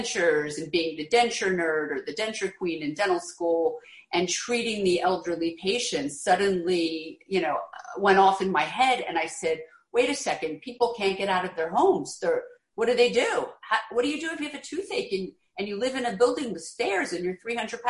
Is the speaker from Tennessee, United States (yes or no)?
no; Philadelphia, Pennsylvania, United States; moved away as an adult; also born or lived in New York City; now in the Hamptons, United States; I grew up in Philadelphia